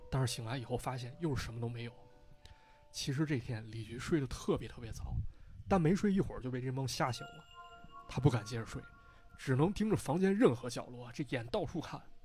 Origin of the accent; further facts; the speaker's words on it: Shijiazhuang, Hebei, China; 是我的家乡石家庄